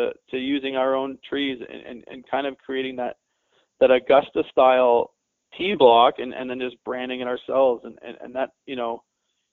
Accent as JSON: {"language": "English", "country": "Canada", "tie": "born or raised there", "said": "As a Canadian kid, that was life"}